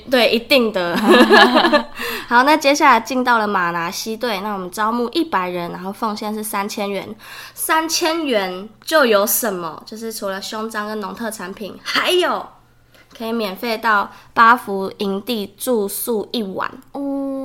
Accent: Germany; now in Taiwan; 然后我是德国人

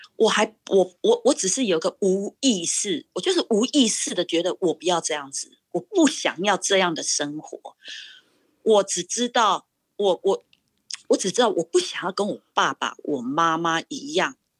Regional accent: Pingtung County, Taiwan; moved away as an adult; also born or lived in Taipei / New York; now in Massachusetts, United States; 我是土生土长的屏东人，然后呢，我是在，呃，国中，呃，国中，我是统考生，然后我是十六岁，啊，离开家到台北国立艺专去读书

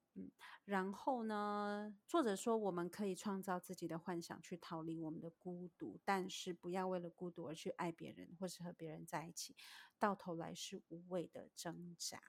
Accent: Taiwan; moved away as an adult; now in United States; 我是在台湾长大的

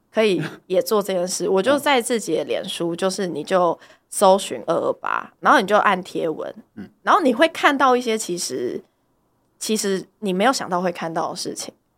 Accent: Tainan, Taiwan; 我是在台南成长的嘛

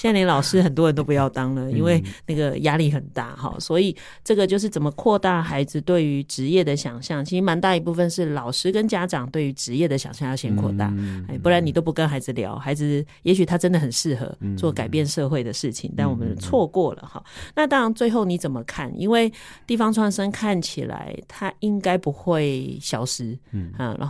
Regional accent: Taipei, Taiwan; 因为像我女儿那时候读书，我就是因为从小在台北长大嘛

